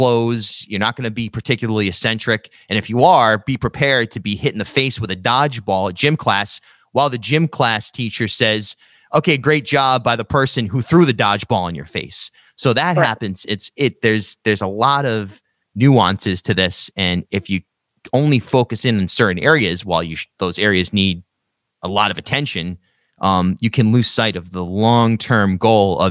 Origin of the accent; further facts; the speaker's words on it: South County, Rhode Island, United States; moved away as an adult; also born or lived in Newport, Rhode Island; I grew up in South County and went to Charahoe